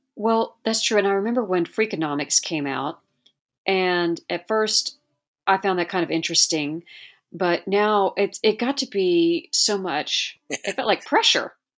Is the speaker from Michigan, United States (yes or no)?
no; Hawaii, United States; I'm from Hawaii